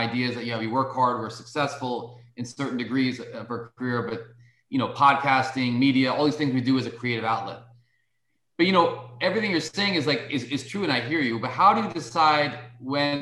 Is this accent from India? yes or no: yes; India; coming from India